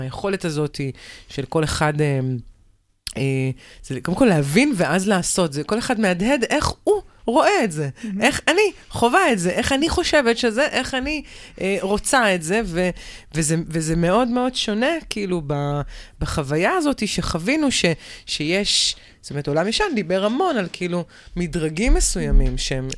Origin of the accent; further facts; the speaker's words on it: near Bnei Brak, Tel Aviv District, Israel; אני גדלתי ליד בני ברק